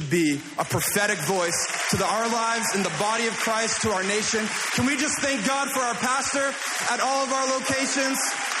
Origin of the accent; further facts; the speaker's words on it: Toronto, Ontario, Canada; I said, I'm from the Toronto area. We call it the GTA, the Greater Toronto Area.